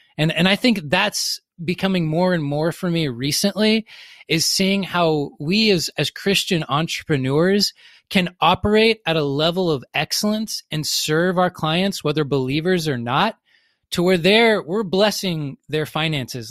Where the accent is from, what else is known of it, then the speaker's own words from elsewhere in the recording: the South, United States; I grew up, I grew up in the South